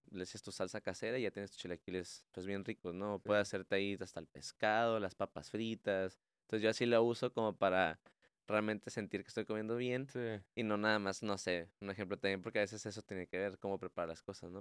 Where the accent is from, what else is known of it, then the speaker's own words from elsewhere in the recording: Mexico; nuestra dieta como mexicanos